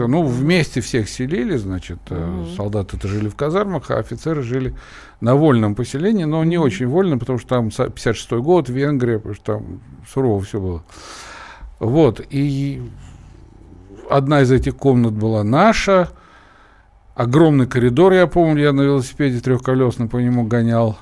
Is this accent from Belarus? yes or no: yes; Brest, Brest Region, Belarus; also born or lived in Kazan, Russia; now in Moscow, Russia; я из Бреста, но в Казани я прожил пока еще большую часть своей жизни